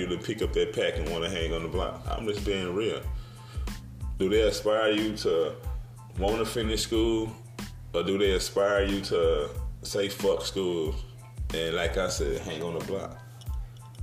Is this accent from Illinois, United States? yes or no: yes; Brooklyn, Illinois, United States; also born or lived in East St. Louis, Illinois / Granite City, Illinois / Indiana; I grew up in Brooklyn, Illinois, East St. Louis, Granite City, the Indiana, the Midwest area